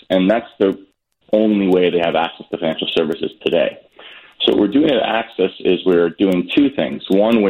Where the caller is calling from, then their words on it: New York City, New York, United States; New York City.